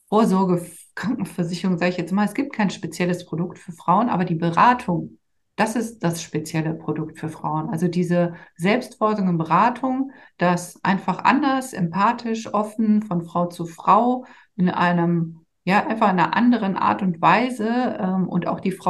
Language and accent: German; Rhineland, Germany; weil mein Mann kommt aus Trier, ich komme halt aus dem Rheinland und der Rheinländer uns halt sehr, sehr nah ist und ich ja auch hierher komme, sind wir dann zurückgezogen